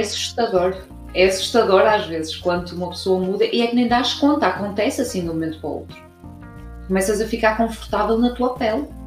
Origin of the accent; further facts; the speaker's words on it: Braga, Norte, Portugal; now in Cork, Ireland; sou portuguesa de uma cidade chamada Braga, mas vivo em Cork, na Irlanda